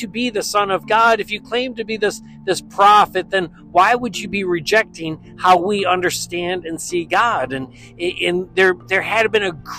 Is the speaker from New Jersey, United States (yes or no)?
no; Western New York, United States; Growing up in Western New York